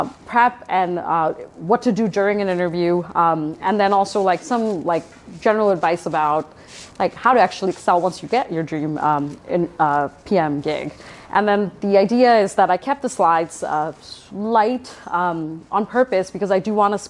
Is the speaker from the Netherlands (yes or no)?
no; Toronto, Ontario, Canada; I'm from Toronto, I'm Canadian